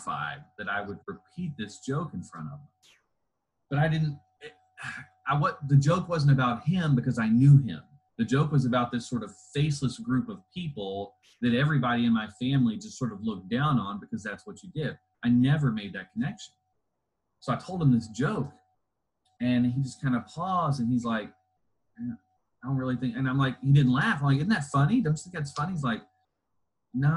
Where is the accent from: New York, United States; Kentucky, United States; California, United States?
Kentucky, United States; Louisville; also born or lived in Southern Indiana; I grew up in the Louisville area, sort of flitted back and forth between Southern Indiana and Louisville